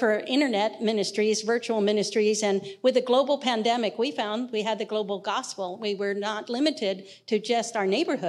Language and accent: English; Clinton, New Jersey, United States; moved away as an adult; also born or lived in Japan; now in Mexico; I grew up in Clinton, New Jersey, and in a non-Christian home